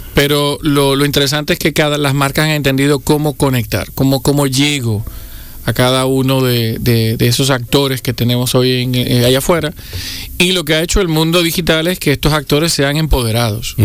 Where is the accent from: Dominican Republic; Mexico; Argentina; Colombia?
Dominican Republic; los dominicanos que somos frugales